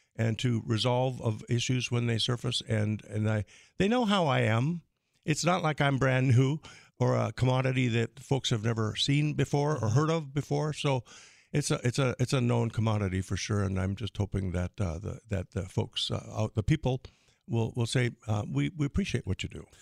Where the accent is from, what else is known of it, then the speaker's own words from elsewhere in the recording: Crystal, North Dakota, United States; now in Fargo, United States; my hometown of Crystal